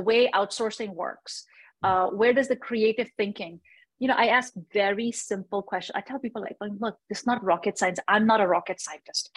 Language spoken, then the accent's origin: English; India; now in United States; I am from India. I was born in India.